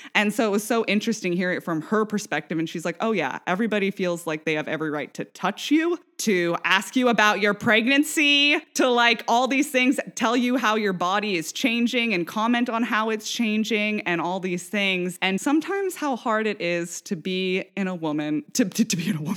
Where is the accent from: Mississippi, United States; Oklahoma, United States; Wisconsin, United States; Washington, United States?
Washington, United States; Vashon Island; moved away; also born or lived in St. Louis / New York; we grew up on Vashon Island.